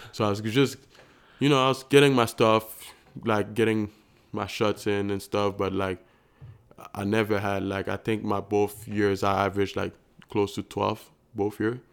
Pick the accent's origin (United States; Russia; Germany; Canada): Canada; Montreal, Quebec; moved away; I was from Montreal downtown